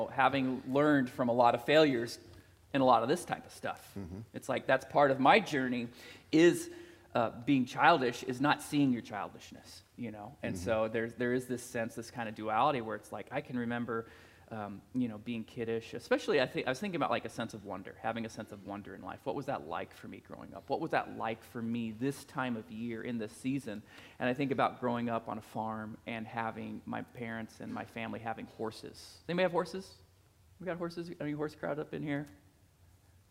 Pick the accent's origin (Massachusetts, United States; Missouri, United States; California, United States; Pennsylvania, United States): Missouri, United States; Plattsburg; I was a teenager from Plattsburgh, Missouri, that went to Northwest Missouri State